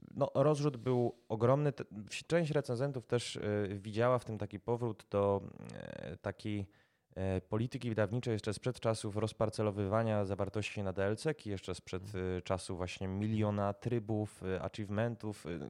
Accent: Kraków, Lesser Poland, Poland; sam jestem Krakus

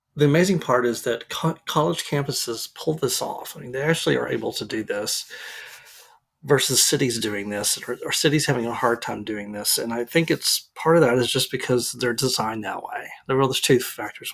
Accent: Arlington, Texas, United States; now in Dallas, United States; we live in Dallas now, but I grew up in Arlington

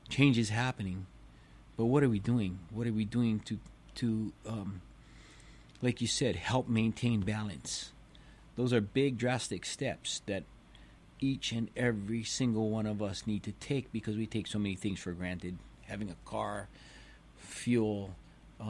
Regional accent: Hawaii, United States; growing up in Hawaii my whole life, lifeguarding my whole life

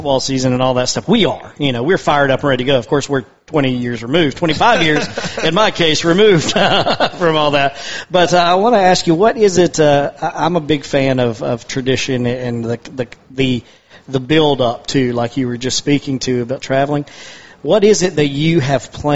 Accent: Toccoa, Georgia, United States; I'm from Stevens County, Toccoa, Georgia, up in North Georgia.

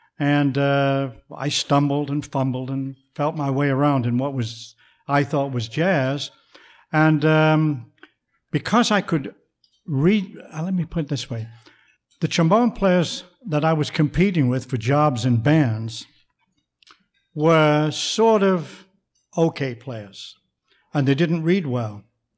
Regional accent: Manchester, North West England, United Kingdom; accent: English; now in United States; You can probably still hear what's left of my English accent. I'm not from the South, so I don't have one of them voices like that. I'm from the north of England, a city called Manchester

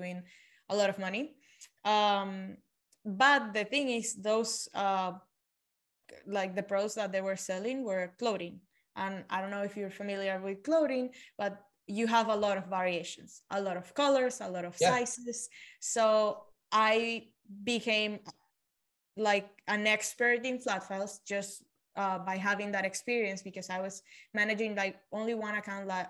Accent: Venezuela; moved away as an adult; now in United States; So I was born and grew up in Venezuela. I moved to the States 5 years ago.

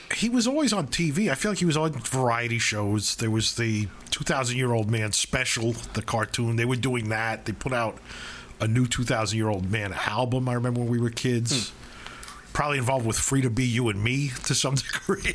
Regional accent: New York City, New York, United States; where we grew up in Flatbush

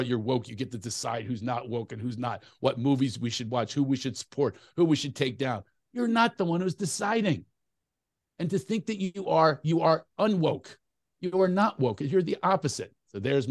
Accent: Philadelphia, Pennsylvania, United States; now in California, United States; I'm from Philly, but I live in California.

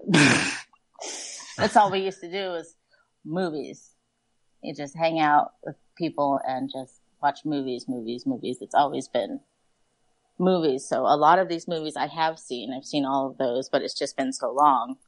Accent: Oceanside, California, United States; now in Fallbrook, United States; I live in Fallbrook. I work in Vista. I'm from Oceanside

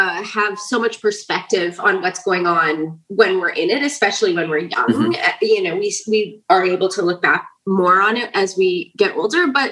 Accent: Brandon, Manitoba, Canada; now in Prince Edward Island, Canada; I grew up in Brandon

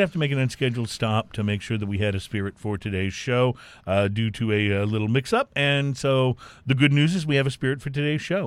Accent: Lytle, Texas, United States; I grew up in Lytle, Texas

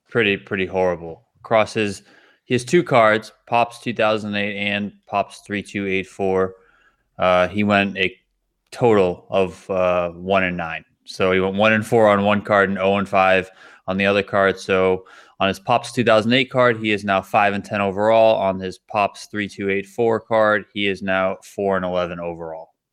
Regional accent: Buffalo, New York, United States; I grew up in Buffalo

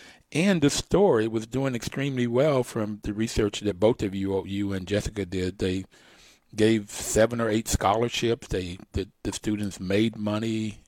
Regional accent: Bluefield, West Virginia, United States; I'm from Bluefield. I grew up in Bluefield, went to public schools in Bluefield, went to Bluefield State College and got my undergrad degree.

